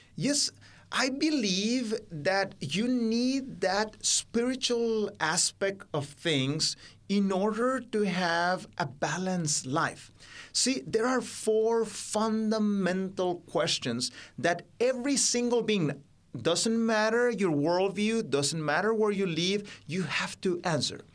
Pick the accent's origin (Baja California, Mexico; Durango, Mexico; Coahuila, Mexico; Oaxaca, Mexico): Baja California, Mexico; English is a second language; also born or lived in Mexico City; it's a state bordering with what you call today California in America, uh, just across the border from there. That's where I grew up